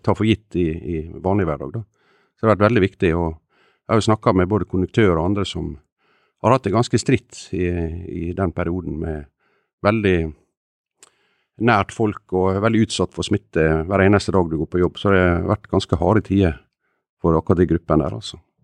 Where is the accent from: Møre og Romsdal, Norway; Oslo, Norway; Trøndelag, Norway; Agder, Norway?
Møre og Romsdal, Norway; Ålesund; jeg kommer fra Ålesund, der går det tog bare én gang i året.